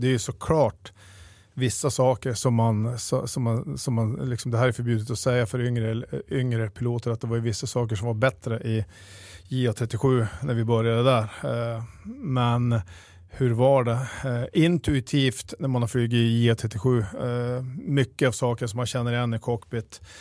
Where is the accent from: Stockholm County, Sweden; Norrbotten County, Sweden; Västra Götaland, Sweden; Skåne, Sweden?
Norrbotten County, Sweden; Piteå; also born or lived in Luleå; Jag är född och uppvuxen i, i Piteå